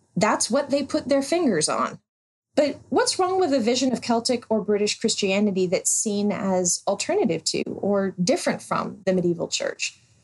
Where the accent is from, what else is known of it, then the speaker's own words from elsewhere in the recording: United States; also born or lived in Alexandria, Virginia; us Americans who don't know Welsh geography all that well